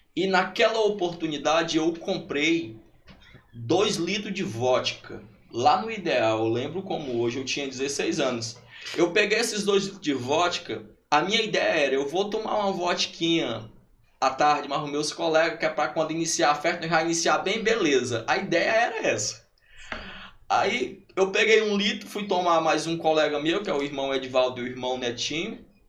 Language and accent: Portuguese; Luís Correia, Piauí, Brazil; lá nas Carapebas, onde eu me criei, porque eu conheço todo mundo lá